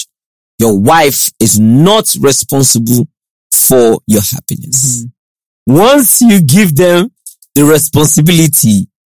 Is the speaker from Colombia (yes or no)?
no; Akute, Ogun State, Nigeria; also born or lived in Lagos; that's where I grew up. I grew up in Akute